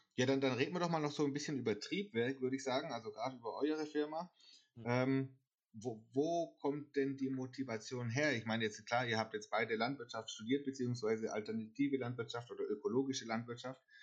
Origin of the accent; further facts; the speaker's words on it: near Karlsruhe, Baden-Württemberg, Germany; ich komme ja aus der Nähe von Karlsruhe